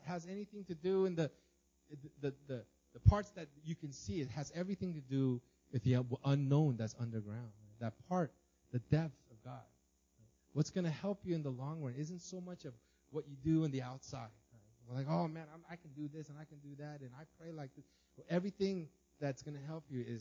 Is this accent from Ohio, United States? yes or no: no; Los Angeles, California, United States; I grew up in Los Angeles, and we had a tiny house but a huge lawn